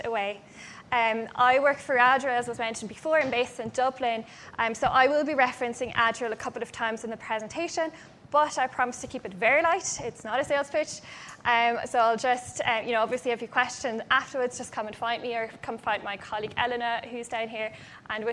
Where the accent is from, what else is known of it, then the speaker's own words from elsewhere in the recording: Germany; moved away; I'm actually from Germany originally